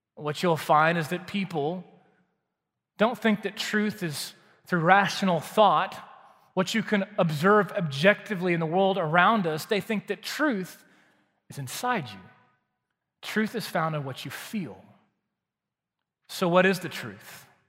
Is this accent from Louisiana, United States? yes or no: no; Waco, Texas, United States; I grew up in Waco, Texas